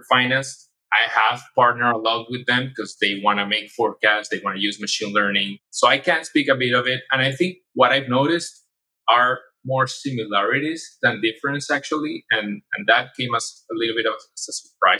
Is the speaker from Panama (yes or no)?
yes; Panama; moved away as an adult; also born or lived in Spain; now in United States; I'm from Panama